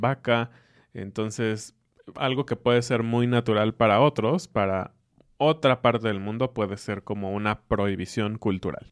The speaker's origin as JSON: {"language": "Spanish", "country": "Mexico", "said": "para mí como mexicano"}